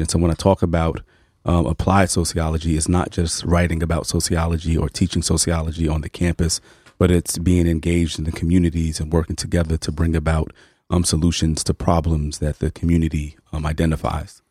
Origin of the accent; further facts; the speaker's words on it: New York City, New York, United States; I grew up in Harlem